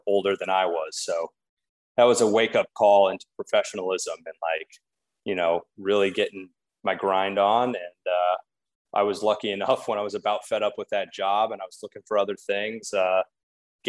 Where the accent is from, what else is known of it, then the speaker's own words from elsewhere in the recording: Des Moines, Iowa, United States; moved away as an adult; also born or lived in Chicago; now in Portland, United States; I grew up in Des Moines, Iowa, kind of small town life